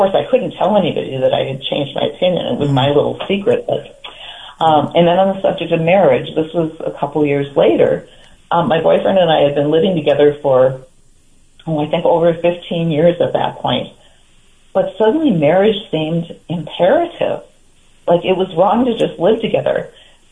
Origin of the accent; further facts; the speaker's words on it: Green Bay, Wisconsin, United States; I grew up in Green Bay during the Lombardi era